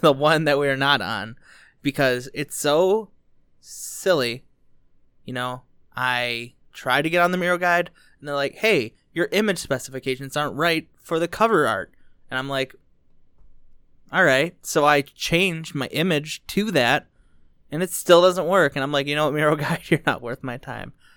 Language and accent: English; Dearborn, Michigan, United States; I was born in Dearborn